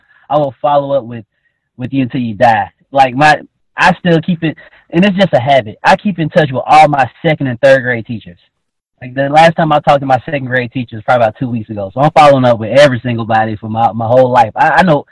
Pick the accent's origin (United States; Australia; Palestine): United States; Atlanta, Georgia; I'm 25. I grew up in Atlanta, Georgia, in a neighborhood called Joyland